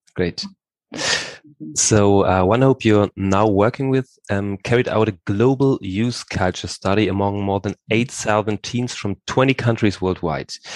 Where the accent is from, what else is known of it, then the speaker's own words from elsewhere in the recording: Hamburg, Germany; now in Bad Blankenburg, Germany; I grew up in Hamburg